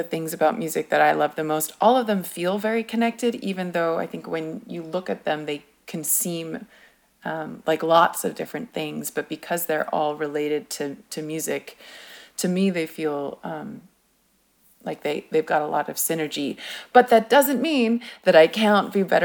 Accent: Japan; also born or lived in United Kingdom; I was born in Japan, so my parents gave me a Japanese name

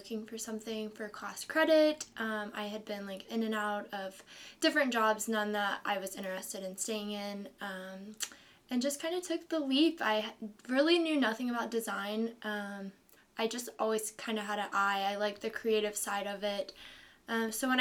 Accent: Forsyth County, Georgia, United States; I grew up in, I call it a pretty small rural town. And it's about an hour and a half away from here, Forsyth County

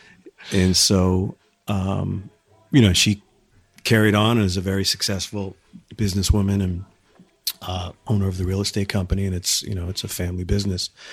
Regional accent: Exeter, New Hampshire, United States; also born or lived in Camp Hill, Pennsylvania / Minneapolis, Minnesota; my family moved here when I was like five. So, I mean, I spent the majority of my childhood

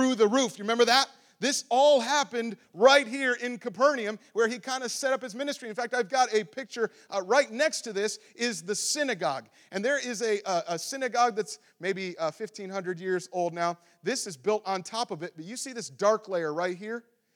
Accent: Ohio, United States; moved away; I'm from Ohio

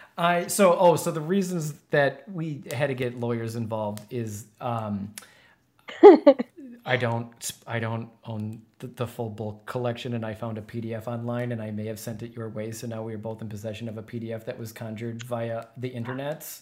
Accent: Wisconsin, United States; being born and raised in Wisconsin

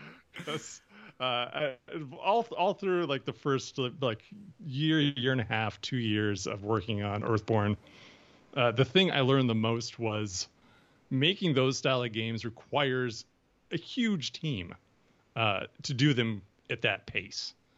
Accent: Ohio, United States; moved away as an adult; also born or lived in Wisconsin / Minnesota; I was born in Wisconsin, which, you know, neighbors Minnesota, uh, but I, uh, moved to Ohio when I was, uh, a teenager, or when I was, when I was younger, I was there for my teen years

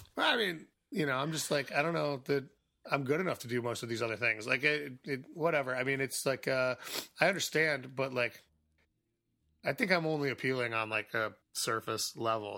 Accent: Chicago, Illinois, United States; I grew up in Boystown, so this was all, like, sort of, like, in my zone, like, my childhood zone

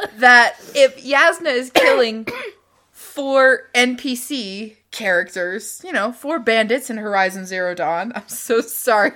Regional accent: Utah Valley, United States; moved away; also born or lived in Louisiana; growing up in Utah Valley

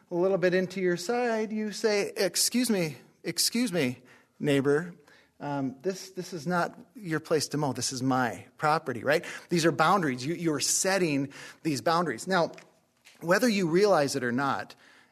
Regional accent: Northeast North Dakota, United States; where I grew up in Northeast North Dakota

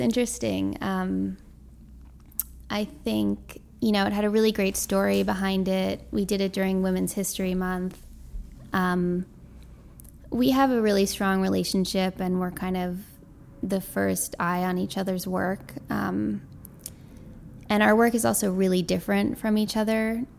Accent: New York City, New York, United States; also born or lived in Boston / Bushwick, Brooklyn; I grew up in Tribeca

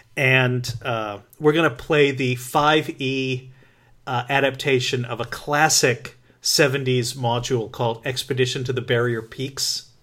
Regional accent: New England, United States; I grew up in New England.

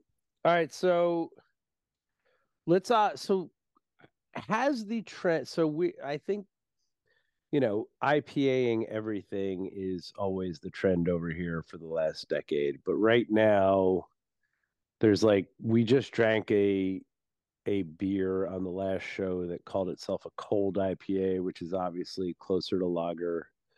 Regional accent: United States; Of course, because I'm an American asshole, I had to mix it with Amarillo and El Dorado

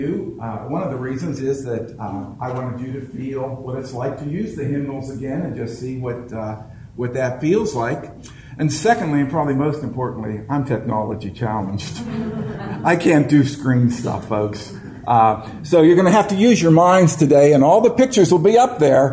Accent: Marianna, United States; I'm from Marianna, which most of you know, which is a little podunk place

